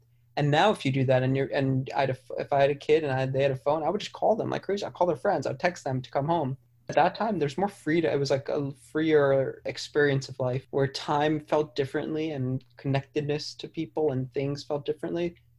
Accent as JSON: {"language": "English", "town": "New York City", "region": "New York", "country": "United States", "tie": "born or raised there", "said": "I grew up in New York. I grew up in Manhattan. I spent my whole life, grew up on the Upper West Side, went to school on the Upper East Side at a Jewish private school, pretty insular circle my entire life."}